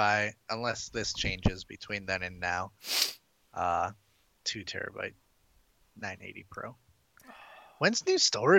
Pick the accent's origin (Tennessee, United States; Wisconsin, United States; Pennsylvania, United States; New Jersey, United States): Wisconsin, United States; moved away; I'm from Wisconsin.